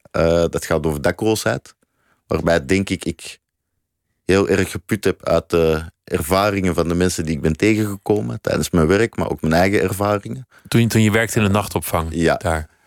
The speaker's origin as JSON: {"language": "Dutch", "country": "Belgium", "lives_now": "Netherlands", "said": "Ik eh, ben een van de laatste staande Belgen, zeg ik altijd. dus ik ben geen Nederlander."}